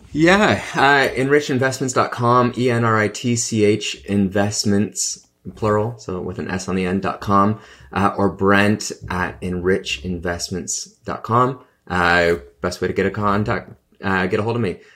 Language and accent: English; Canada; I'm a Canadian